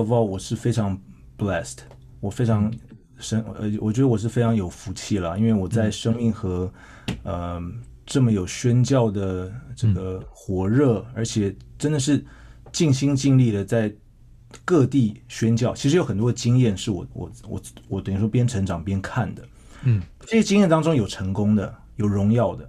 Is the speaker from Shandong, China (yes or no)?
yes; Shandong, China; 他就对我说，对我们山东人